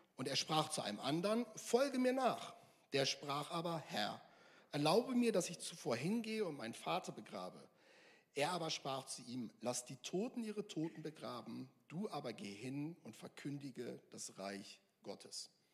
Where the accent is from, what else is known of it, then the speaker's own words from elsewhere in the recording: Northern Germany, Germany; now in Mülheim an der Ruhr, Germany; Ich komme aus Norddeutschland, ich komme da vom Dorf